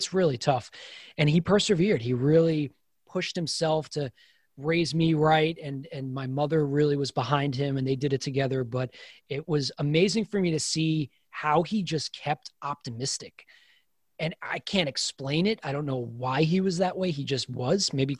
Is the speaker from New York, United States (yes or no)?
yes; New York, United States; grew up a 5'5" athlete, born and raised in New York, barely played college baseball, but I played college baseball.